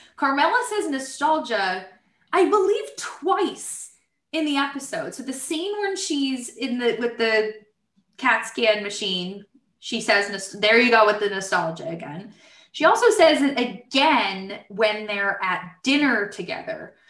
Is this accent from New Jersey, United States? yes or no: yes; Brick, New Jersey, United States; We grew up in Brick, New Jersey, but our parents are from Harrison and Newark, so that explains the accents